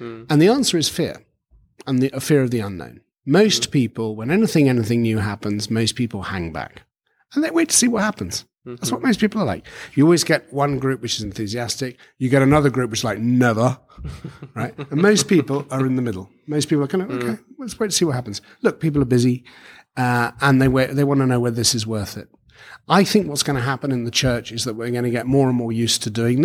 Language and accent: English; United Kingdom; I come from the United Kingdom.